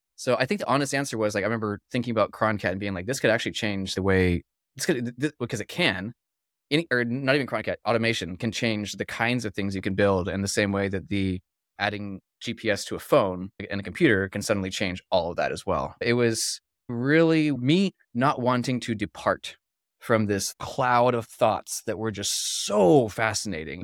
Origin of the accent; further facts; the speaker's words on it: Philippines; I was actually born and raised in the Philippines, too